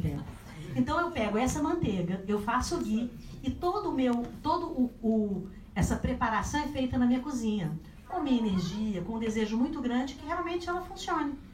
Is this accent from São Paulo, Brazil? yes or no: no; Minas Gerais, Brazil; eu sou mineira